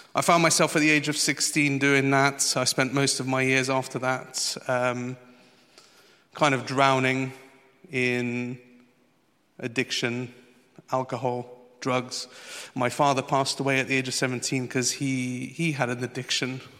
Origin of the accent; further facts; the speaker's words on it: Portugal; moved away; I went back to the old country. I'm from Portugal.